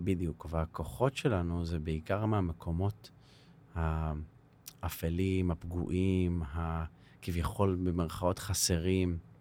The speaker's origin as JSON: {"language": "Hebrew", "town": "Herzliya", "region": "Tel Aviv District", "country": "Israel", "tie": "born or raised there", "said": "אני גדלתי בהרצליה, בשכונת נווה עמל"}